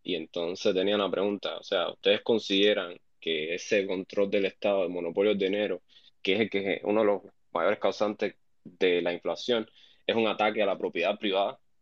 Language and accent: Spanish; Cuba; now in United States; aquí la mayoría somos cubanos